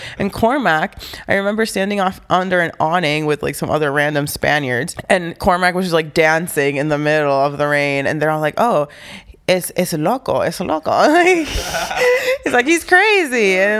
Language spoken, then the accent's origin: English; Honduras; also born or lived in New Orleans; now in Grinnell, United States; I am a 23-year-old woman that lives in Grinnell, Iowa with her family. I moved to Iowa in 2009 from New Orleans, and I moved to New Orleans from Honduras in 2001.